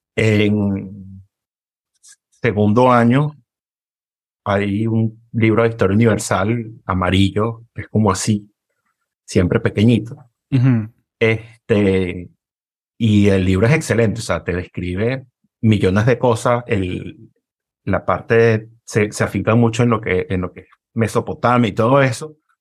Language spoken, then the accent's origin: Spanish; Caracas, Capital District, Venezuela; moved away; Vengo de Caracas, Venezuela